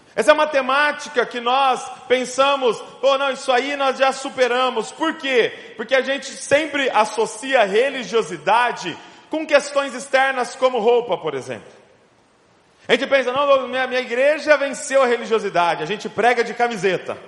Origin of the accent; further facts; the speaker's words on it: Bragança Paulista, São Paulo, Brazil; sou lá de Bragança Paulista, interior de São Paulo